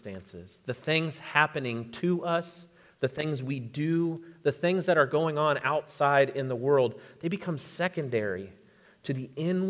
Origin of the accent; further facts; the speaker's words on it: Florida, United States; moved away; I grew up in Florida, and so I've lived through many hurricanes